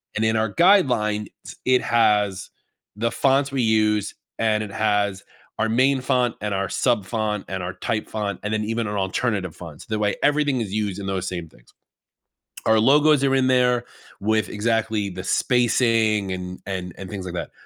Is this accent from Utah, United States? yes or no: no; New York, United States; I'm from New York